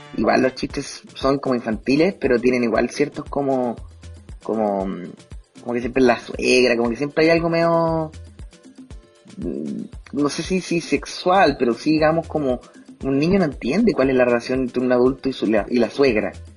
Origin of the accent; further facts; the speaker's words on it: Chile; Tengo fe en mi país, tengo fe en Chile